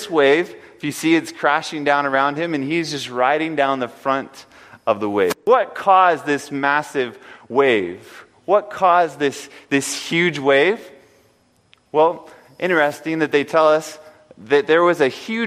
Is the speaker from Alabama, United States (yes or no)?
no; California, United States; also born or lived in Pennsylvania; I moved to California at about the age of 10, and it was just like a whole new country to me because I came from Pennsylvania